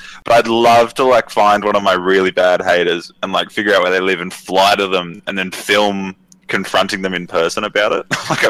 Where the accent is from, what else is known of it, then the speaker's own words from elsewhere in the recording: Canberra, Australian Capital Territory, Australia; moved away; But where I was from originally, in Canberra, which is the capital